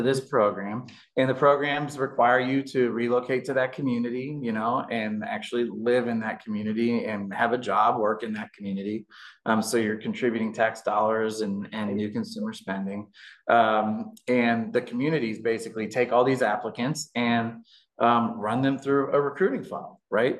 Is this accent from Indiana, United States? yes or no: yes; Indianapolis, Indiana, United States; I was born and raised in Indianapolis